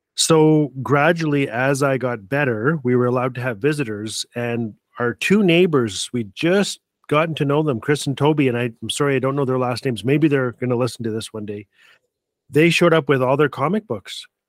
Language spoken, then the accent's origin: English; Fort Smith, Northwest Territories, Canada; also born or lived in Calgary, Alberta; now in Edmonton, Canada; I live in Edmonton, Alberta, Treaty Six Country, and I was born and raised in the most beautiful little town in all of Canada, Fort Smith, Northwest Territories